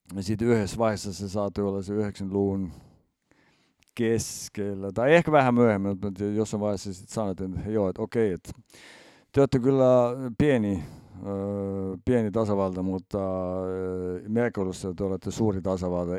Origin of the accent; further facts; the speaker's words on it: Estonia; meillä Eestissä